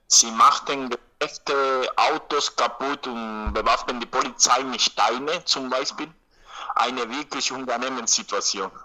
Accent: Havana, Cuba; German is a second language; ich bin in Havanna geboren und ich konnte in Grundschule gelernt kostenlos, äh, auch im Gymnasium, an der Uni

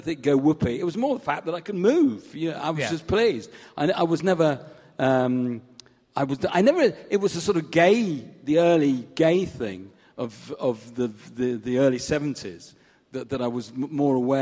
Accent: Southport, North West England, United Kingdom; I was brought up in Southport in Lancashire

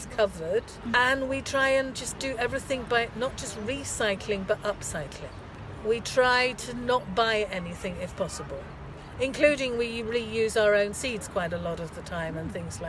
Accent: England, United Kingdom; moved away as an adult; now in Vienna, Austria; I come from England

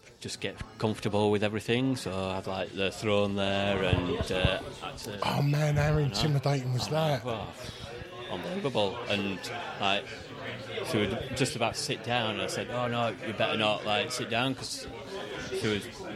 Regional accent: Meltham, Yorkshire and the Humber, United Kingdom; I'm a lad from Meltham

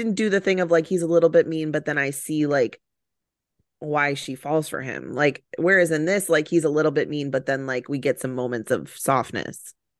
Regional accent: Chicago, Illinois, United States

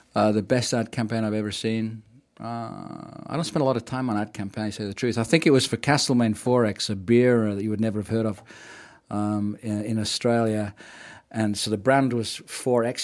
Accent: England, United Kingdom; moved away as an adult; also born or lived in Canada; now in New Zealand; I'm from working class England.

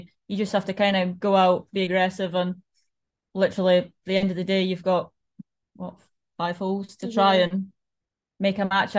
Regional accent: Scotland, United Kingdom

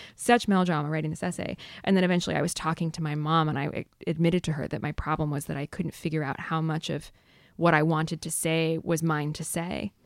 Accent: north of San Diego, California, United States; I grew up in San Diego in a sort of surf hamlet north of San Diego

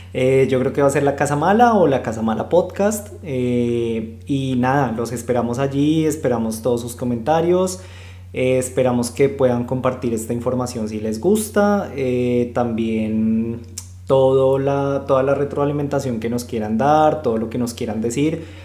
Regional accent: Bogotá, Colombia; moved away as an adult; also born or lived in Buenos Aires, Argentina; soy de Bogotá, Colombia, eh, pero he vivido pues ya en, dos países. Eh, este vendría siendo el tercero

